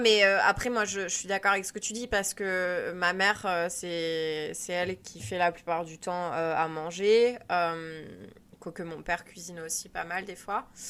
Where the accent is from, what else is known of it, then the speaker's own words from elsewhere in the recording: France; moved away; je suis française